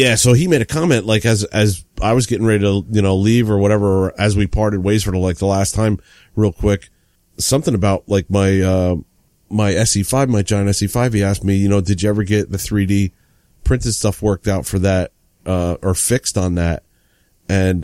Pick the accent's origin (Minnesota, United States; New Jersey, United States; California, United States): New Jersey, United States; I'm from Jersey